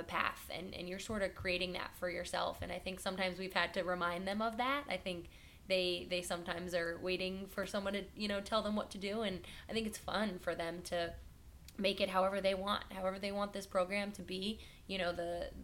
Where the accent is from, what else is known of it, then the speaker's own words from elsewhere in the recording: New Jersey, United States; moved away as an adult; also born or lived in Chicago; now in Los Angeles, United States; I'm from New Jersey and I went to Chicago